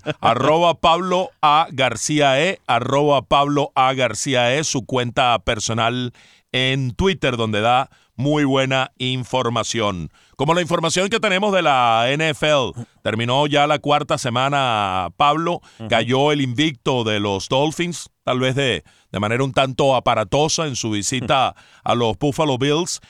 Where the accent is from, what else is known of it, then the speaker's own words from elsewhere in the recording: Venezuela; moved away; como tantos venezolanos que pues hemos salido del país